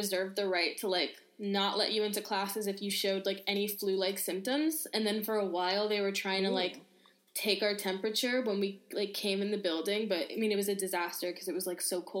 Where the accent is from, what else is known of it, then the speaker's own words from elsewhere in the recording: New York City, New York, United States; moved away as an adult; now in Paris, France; I'm from New York.